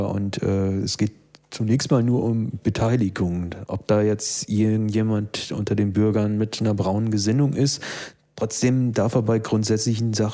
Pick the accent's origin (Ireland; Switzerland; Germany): Germany; Neukölln, Berlin; ich bin halt kein Stuttgarter, sondern eben Neuköllner und da interessiert mich das nicht so sehr, was da eben in Stuttgart passiert.